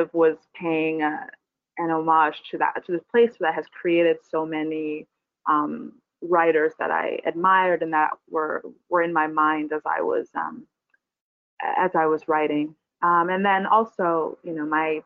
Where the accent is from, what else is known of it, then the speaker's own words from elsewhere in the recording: Barbados; now in New York, United States; I'm from Barbados, and I live here now